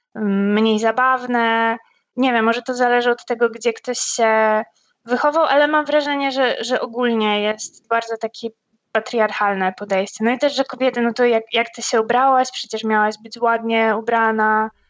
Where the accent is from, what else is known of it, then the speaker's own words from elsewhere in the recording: Poland; ja dorastałam w małym miasteczku w Polsce